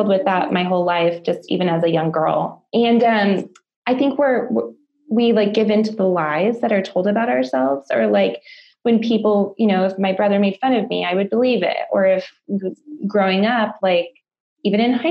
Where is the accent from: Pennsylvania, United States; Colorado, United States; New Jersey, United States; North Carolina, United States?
Colorado, United States; I'm from Colorado